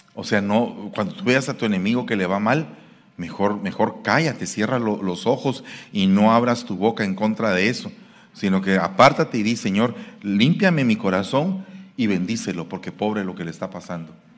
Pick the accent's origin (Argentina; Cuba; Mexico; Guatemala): Guatemala; Guatemala City, Guatemala Department; now in San Francisco, United States; yo soy guatemalteco de la capital